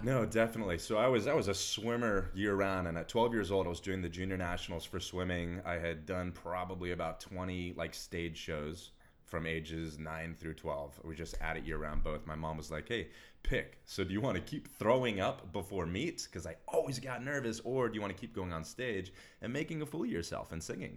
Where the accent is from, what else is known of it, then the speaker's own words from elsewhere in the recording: Texas, United States; Grew up, born and raised in Texas